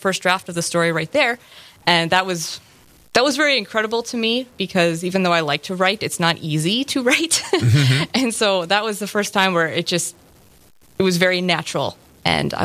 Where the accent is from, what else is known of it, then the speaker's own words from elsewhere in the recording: Sauk Centre, Minnesota, United States; moved away as an adult; also born or lived in Morris, Minnesota; now in Fargo, United States; I grew up in Sauk Center, Minnesota, actually out a little south of Sauk Center, mm-hmm. on a dairy farm